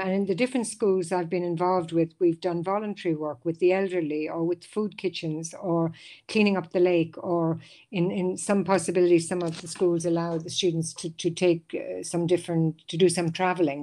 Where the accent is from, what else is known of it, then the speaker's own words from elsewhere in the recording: Ireland; moved away as an adult; now in Switzerland; back in my home country in Ireland